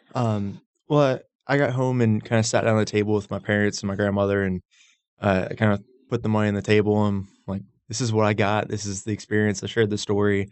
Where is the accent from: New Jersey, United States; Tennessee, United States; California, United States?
Tennessee, United States; Knoxville; moved away; also born or lived in Roswell, Georgia; I grew up in Knoxville, but they moved down, so it's it's kind of a split